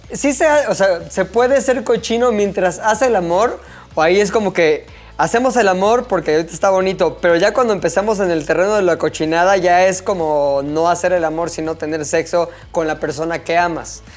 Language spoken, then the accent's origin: Spanish; Mexico; me salió lo mexa